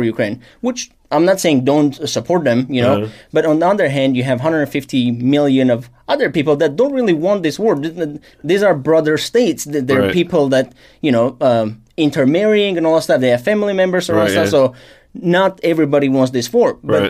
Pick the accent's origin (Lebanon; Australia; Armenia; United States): Armenia; I'm Armenian